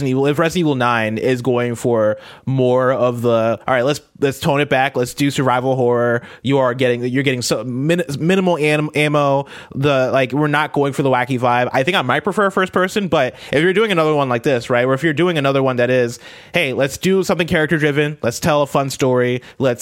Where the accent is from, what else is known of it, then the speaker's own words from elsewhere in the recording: United States; I'm American